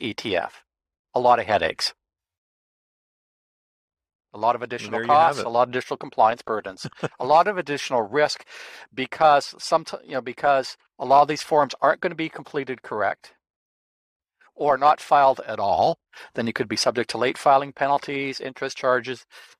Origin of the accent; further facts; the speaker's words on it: Canada; As a Canadian, you don't have a U.S. senator.